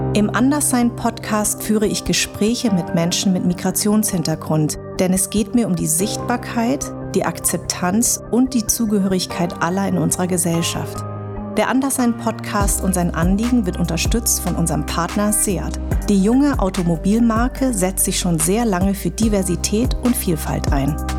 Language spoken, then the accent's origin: German; Darmstadt, Hesse, Germany; Ich bin in Darmstadt geboren und meine Eltern kommen aus Vietnam